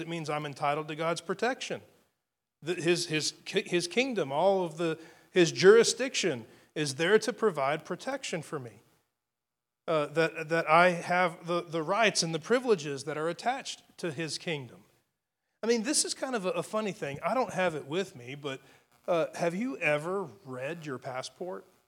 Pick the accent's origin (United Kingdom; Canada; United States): United States; I live in, in, in the United States of America. I'm an American citizen